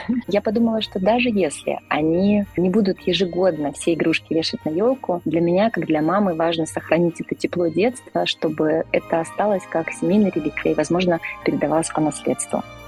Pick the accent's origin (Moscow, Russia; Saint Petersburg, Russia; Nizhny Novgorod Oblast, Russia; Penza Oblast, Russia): Moscow, Russia; я из Москвы